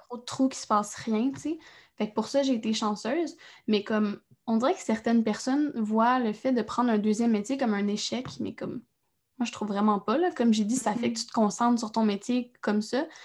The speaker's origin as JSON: {"language": "French", "town": "Trois-Rivières", "region": "Quebec", "country": "Canada", "said": "je viens de Trois-Rivières"}